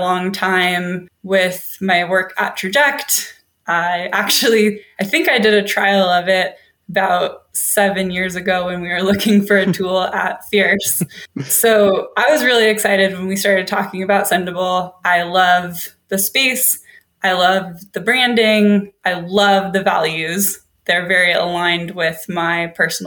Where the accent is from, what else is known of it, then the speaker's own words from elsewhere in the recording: Seattle, Washington, United States; also born or lived in Sydney, Australia; I am from Seattle, Washington. I grew up in a small town outside of the city, but I was born at home, actually.